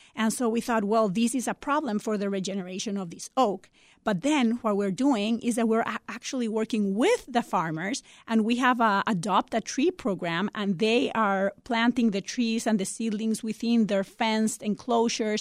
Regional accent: Costa Rica; now in Chicago, United States; I'm originally from Costa Rica

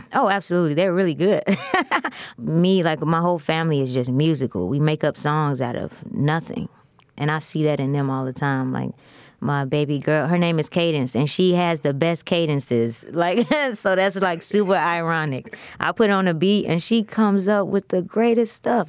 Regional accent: Chicago, Illinois, United States; I'm from the west side of Chicago

